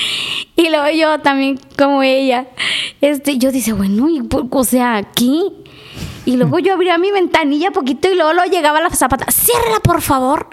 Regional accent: Mexico; somos mexicanos

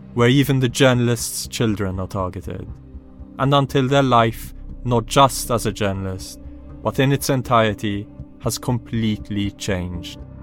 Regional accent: Malta; now in London, United Kingdom; Malta, my home country

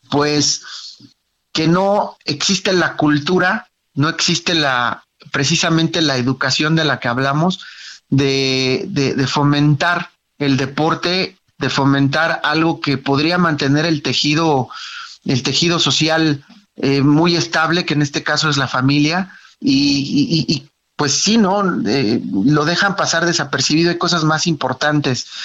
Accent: Mexico; un lastimoso 6-0 que como mexicano dices, wow, ¿no?

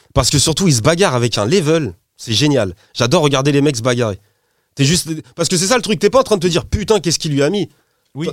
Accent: Poissy, Île-de-France, France; je suis de Poissy dans le 7-8, t'as vu, c'est pas le même accent

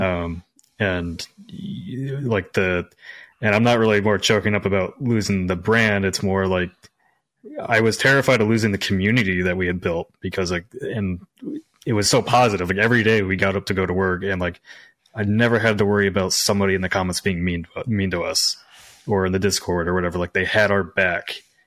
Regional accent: Midwest, United States; moved away; I came from the Midwest

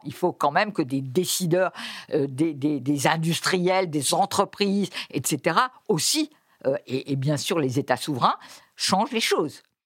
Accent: France; chez nous, en France

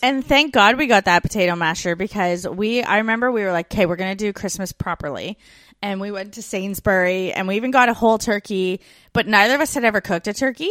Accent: Canada; moved away as an adult; We're two Canadian expats now living in Australia in the U K

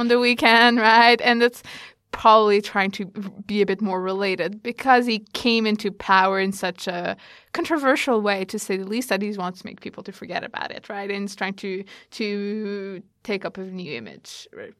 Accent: Canada; now in Australia; I'm originally Canadian, so I compare a lot Australia to Canada

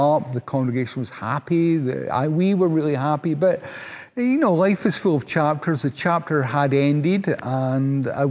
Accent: Paisley, Scotland, United Kingdom; also born or lived in Glasgow; I was born and bred in Paisley, which is a town outside of Glasgow

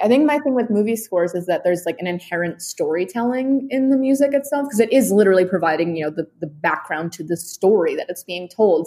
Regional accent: New York City, New York, United States; I grew up in New York City

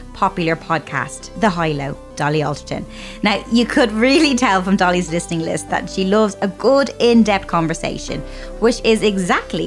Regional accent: Ireland; growing up in Ireland

